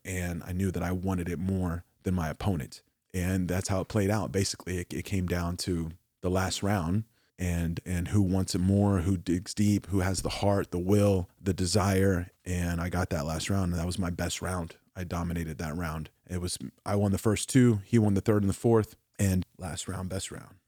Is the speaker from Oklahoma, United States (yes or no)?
yes; Oklahoma, United States; I'm from Oklahoma